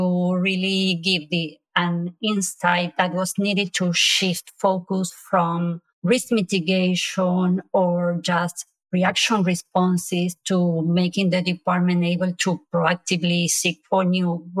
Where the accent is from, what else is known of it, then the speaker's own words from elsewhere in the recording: Argentina; now in Spain; born and raised in Argentina and living in Spain